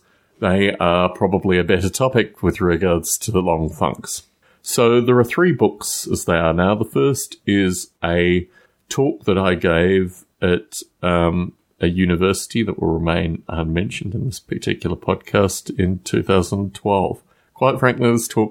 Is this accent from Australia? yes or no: yes; Australia; moved away; I was a child growing up in Australia